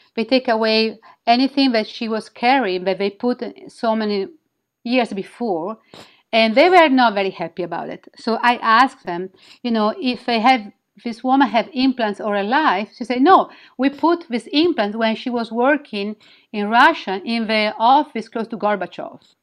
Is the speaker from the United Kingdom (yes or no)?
no; Milan, Lombardy, Italy; English is a second language; moved away as an adult; also born or lived in Midwest, United States; now in United States; I'm from Milan